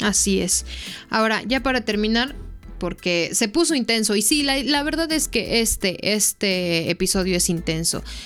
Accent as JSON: {"language": "Spanish", "country": "Mexico", "said": "uno como mexicano"}